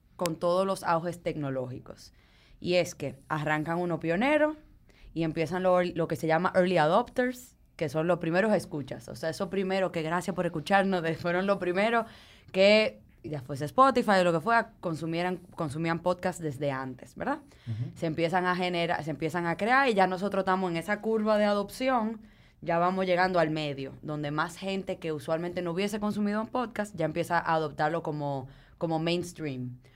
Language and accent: Spanish; Dominican Republic; nosotros tenemos la mala maña a veces como dominicanos